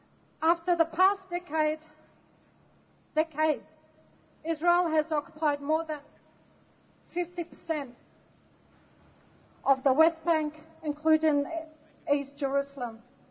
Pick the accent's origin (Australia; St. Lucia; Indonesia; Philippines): Australia; also born or lived in Lebanon; I was born in Lebanon and I lived my life in Australia.